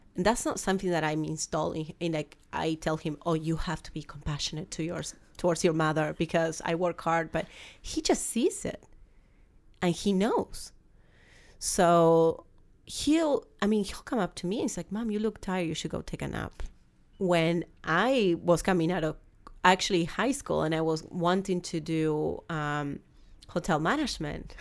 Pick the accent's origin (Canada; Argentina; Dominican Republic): Argentina; English is a second language; moved away as an adult; now in United States; I came to the United States, as you can tell, I have a very strong accent. Um, I'm from Argentina